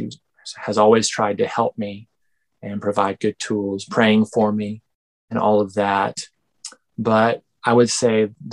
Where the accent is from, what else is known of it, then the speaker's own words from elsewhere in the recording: Benbrook, Texas, United States; I am from Benbrook, Texas, which is right next to Fort Worth, there next to Dallas.